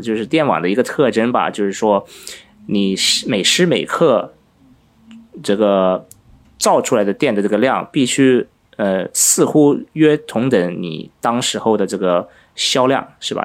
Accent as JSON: {"language": "Chinese", "country": "Finland", "tie": "born or raised there", "moved": "yes", "said": "我因为在芬兰长大"}